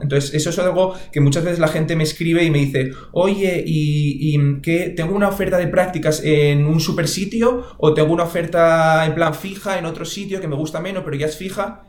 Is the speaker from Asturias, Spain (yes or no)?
yes; Oviedo, Asturias, Spain; yo soy de Oviedo